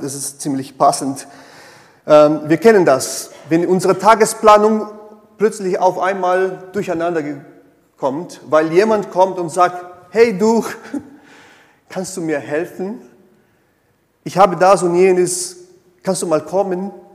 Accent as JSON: {"language": "German", "country": "Brazil", "second_language": "German", "moved": "yes", "said": "ich komme aus Brasilien, eine sehr stark äh, katholischen geprägten Land"}